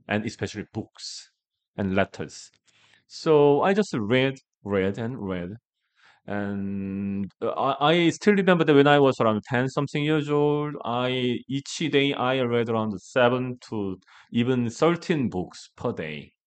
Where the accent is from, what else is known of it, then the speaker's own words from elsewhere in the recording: Gangwon, South Korea; English is a second language; I'm from the Gangwon province, that is eastern part of Korea. That is really rural part